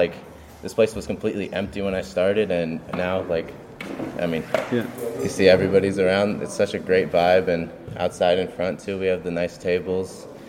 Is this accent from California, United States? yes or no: yes; Los Angeles, California, United States; I grew up in Little Eagle Rock, just up the street.